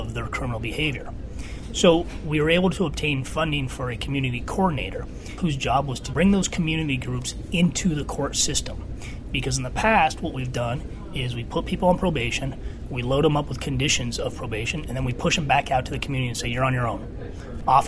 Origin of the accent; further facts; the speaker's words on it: Burlington, Vermont, United States; also born or lived in Philadelphia; I grew up in Burlington, Vermont.